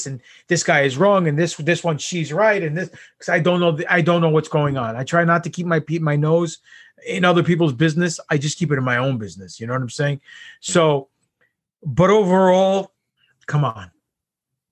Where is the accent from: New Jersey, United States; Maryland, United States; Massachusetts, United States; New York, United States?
New York, United States; I'm from New York.